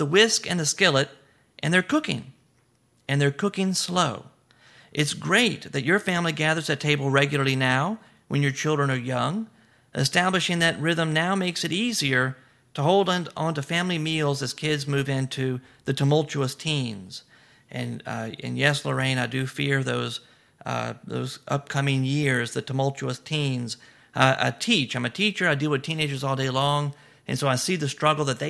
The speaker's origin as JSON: {"language": "English", "region": "the South", "country": "United States", "lives_now": "Louisiana, United States", "said": "I'm from the South. I'm here in Louisiana, and we eat shrimp all the time"}